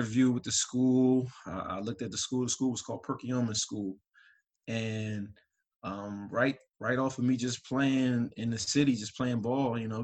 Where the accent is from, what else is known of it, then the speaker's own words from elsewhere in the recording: Philadelphia, Pennsylvania, United States; I grew up in Philadelphia, Philly.